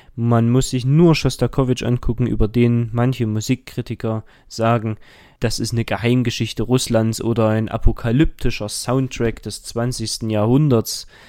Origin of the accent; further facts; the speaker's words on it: Dresden, Saxony, Germany; ich komme aus Dresden und gehe dort auch zur Schule